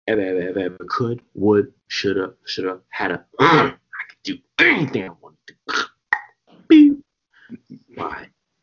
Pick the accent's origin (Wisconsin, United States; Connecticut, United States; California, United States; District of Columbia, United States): District of Columbia, United States; Washington; also born or lived in Trinidad and Tobago (family); I'm born in Washington, D.C.